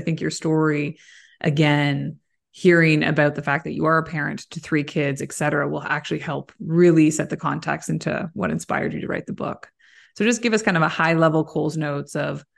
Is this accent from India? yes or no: no; Kitchener, Ontario, Canada; now in Southampton, Canada; I grew up in Kitchener-Waterloo area